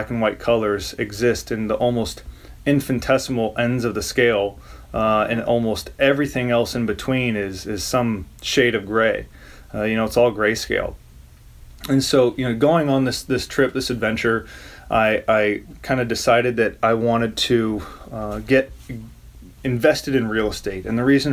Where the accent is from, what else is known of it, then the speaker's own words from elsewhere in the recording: St. Louis, Missouri, United States; moved away as an adult; also born or lived in Springfield, Missouri / Seattle / San Diego / Chicago; I grew up in St. Louis, Missouri